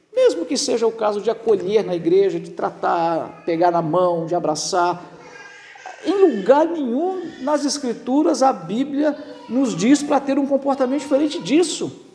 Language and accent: Portuguese; Barbacena, Minas Gerais, Brazil; moved away; quando era criança pequena lá em Barbacena